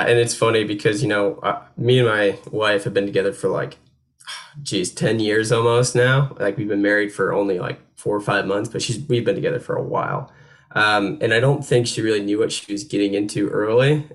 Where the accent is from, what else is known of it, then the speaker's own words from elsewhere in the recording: upstate New York, United States; moved away as an adult; now in North Carolina, United States; I grew up in New York State